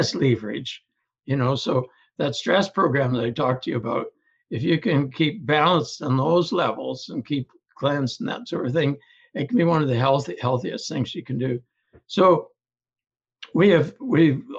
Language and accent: English; Ontario, Canada; now in British Columbia, Canada; I was born and raised in Ontario, but in British Columbia now